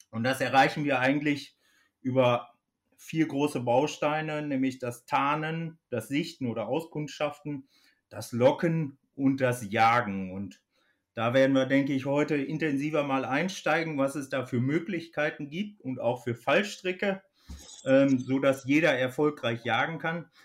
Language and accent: German; North Rhine-Westphalia, Germany; komme gebürtig aus dem Kreis Höxter in Ostwestfalen. Ähm, vielleicht als Hintergrund, ich bin dort auf dem Hof groß geworden, unter kühlen Schweinen und viel Geflügel.